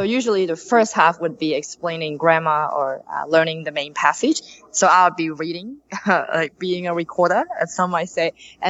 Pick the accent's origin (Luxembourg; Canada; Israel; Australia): Australia; Sydney, New South Wales; moved away as an adult; now in Japan; from Sydney.